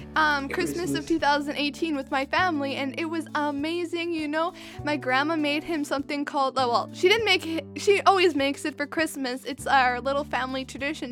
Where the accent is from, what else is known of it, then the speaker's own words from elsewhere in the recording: Western Canada, Canada; I'm from Western Canada